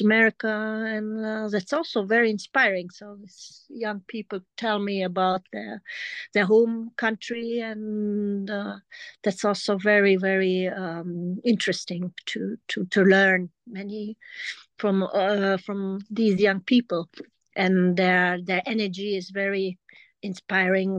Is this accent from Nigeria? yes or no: no; Germany; English is a second language; also born or lived in France; I grew up in Germany